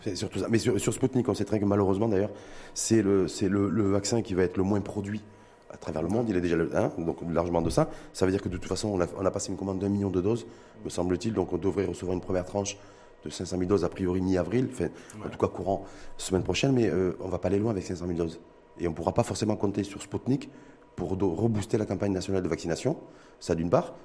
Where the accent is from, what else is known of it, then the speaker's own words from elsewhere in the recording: Morocco; chez nous au Maroc